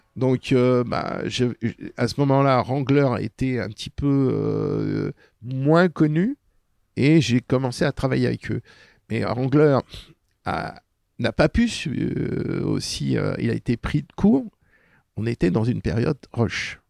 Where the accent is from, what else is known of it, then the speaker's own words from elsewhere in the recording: Paris, Île-de-France, France; quand j'étais môme, euh, j'étais dans le milieu populaire, j'ai vécu Paris-Centre, côté de Belleville